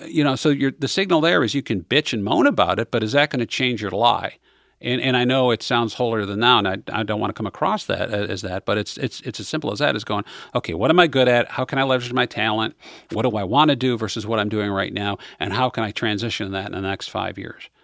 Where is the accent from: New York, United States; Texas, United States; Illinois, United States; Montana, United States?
New York, United States; Western; moved away; I grew up in Western New York